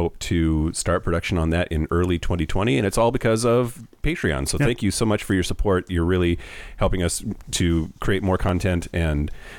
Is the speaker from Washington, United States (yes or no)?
yes; Yakima, Washington, United States; now in Seattle, United States; I grew up in Yakima, Washington, which is in eastern Washington.